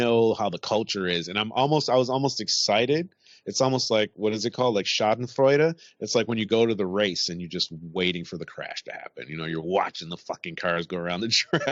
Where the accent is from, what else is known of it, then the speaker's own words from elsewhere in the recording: United States; now in United Kingdom; I'm American and I'm over here